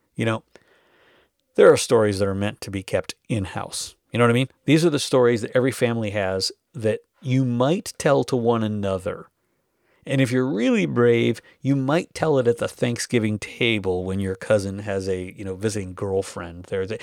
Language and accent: English; North Dakota, United States; I grew up in North Dakota.